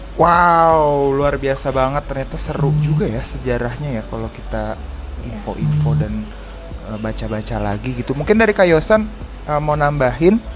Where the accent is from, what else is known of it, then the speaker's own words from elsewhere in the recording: Bogor, West Java, Indonesia; aku kan dari Bogor